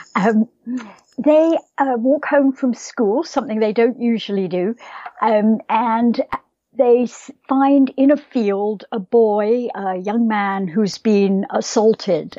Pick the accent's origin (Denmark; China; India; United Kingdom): United Kingdom; Scotland; moved away; I think of myself as a Scottish writer